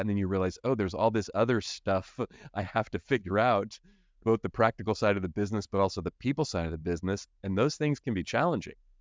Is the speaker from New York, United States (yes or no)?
no; Oakland, California, United States; I grew up in Oakland, so here in the Bay Area